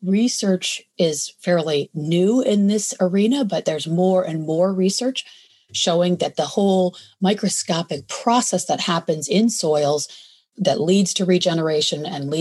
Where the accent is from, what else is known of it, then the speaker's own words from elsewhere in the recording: Michigan, United States; moved away as an adult; also born or lived in New York City; now in California, United States; I grew up in a suburban part of Michigan